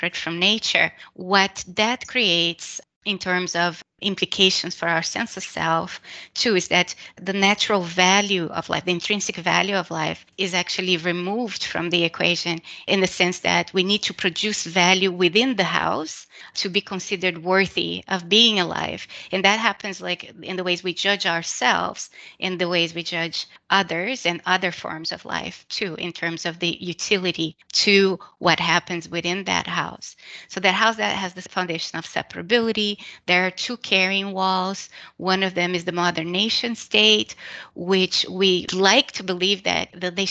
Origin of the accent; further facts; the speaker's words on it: Brazil; I was born and raised in Brazil